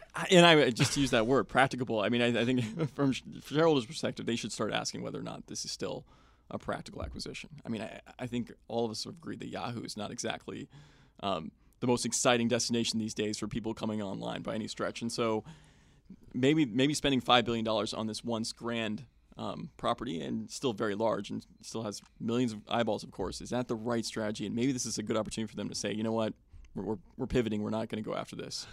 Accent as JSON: {"language": "English", "town": "Wenham", "region": "Massachusetts", "country": "United States", "tie": "born or raised there", "moved": "yes", "said": "I grew up in Wenham, which is a couple towns over from Manchester"}